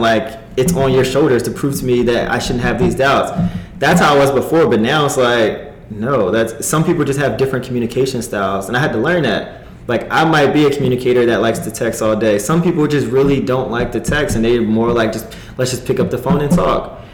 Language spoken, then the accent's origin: English; New Jersey, United States; now in Los Angeles, United States; I am from New Jersey, East Coast boy through and through